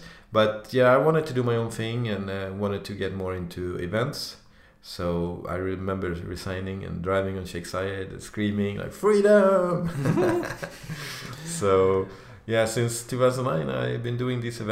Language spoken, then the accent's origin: English; Sweden; moved away as an adult; also born or lived in Dubai; now in Stockholm, Sweden; I've been doing a lot of business in Sweden as well, my home country